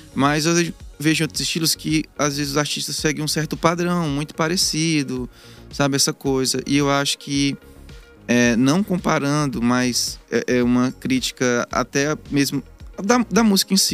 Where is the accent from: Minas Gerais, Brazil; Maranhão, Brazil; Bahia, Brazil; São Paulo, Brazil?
Maranhão, Brazil; Imperatriz; moved away as an adult; now in Teresina, Brazil; Eu sou de Imperatriz do Maranhão